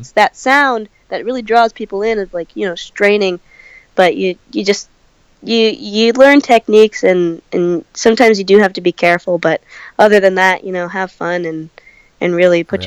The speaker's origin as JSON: {"language": "English", "region": "California", "country": "United States", "also_born_or_lived": "Santa Cruz, California", "said": "I come from California"}